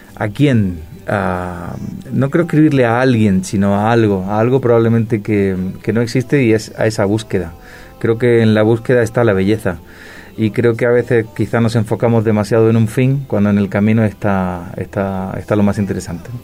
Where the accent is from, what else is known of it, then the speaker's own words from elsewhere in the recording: Granada, Andalusia, Spain; now in Madrid, Spain; Yo soy de Granada, del sur de España, de Andalucía, pero vivo, en Madrid hace ya muchos años